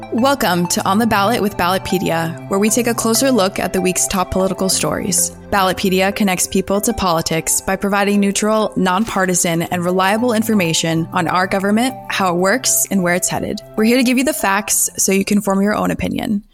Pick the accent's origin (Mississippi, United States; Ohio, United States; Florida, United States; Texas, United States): Texas, United States; Texas, my home state